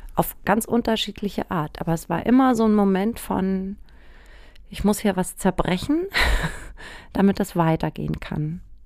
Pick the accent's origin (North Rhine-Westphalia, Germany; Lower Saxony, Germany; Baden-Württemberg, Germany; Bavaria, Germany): Bavaria, Germany; Aschaffenburg; Aschaffenburg, wo ich aufgewachsen bin